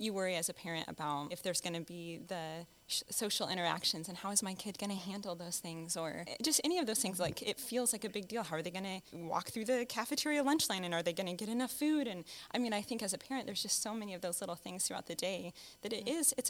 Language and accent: English; Blue Valley School District, Kansas, United States; I grew up in the Blue Valley School District, so I was in kindergarten here in Blue Valley